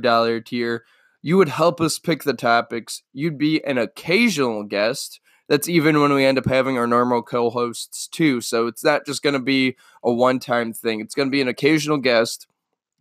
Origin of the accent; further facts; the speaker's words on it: Cleveland, Ohio, United States; I am from Cleveland.